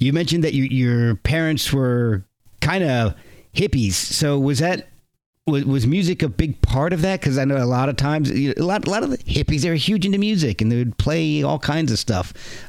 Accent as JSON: {"language": "English", "region": "Texas", "country": "United States", "said": "I'm from Texas."}